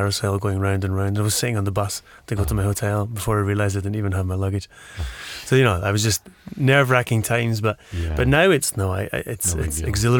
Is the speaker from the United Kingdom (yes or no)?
yes; Glasgow, Scotland, United Kingdom; also born or lived in Aberdeen / Bristol; Born and bred, Glasgow, University of Aberdeen, and then, which is in the north of Scotland, big kind of oil city. And then I moved down to Bristol